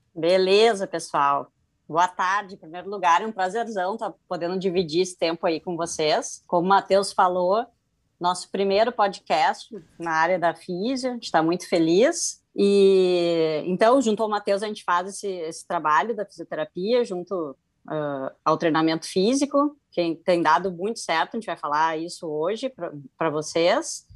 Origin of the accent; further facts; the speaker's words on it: Rio Grande do Sul, Brazil; me formei em 2005 pela PUC, aqui do Rio Grande do Sul, sou gaúcha